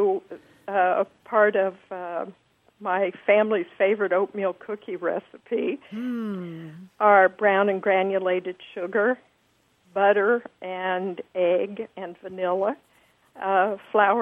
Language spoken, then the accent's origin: English; Kansas City, Missouri, United States; moved away; I'm from Kansas City.